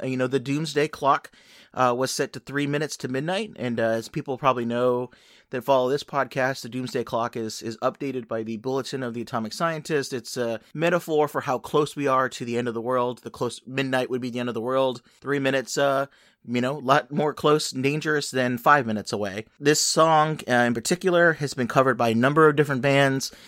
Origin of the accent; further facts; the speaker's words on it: Los Angeles, California, United States; a station that I grew up with in Los Angeles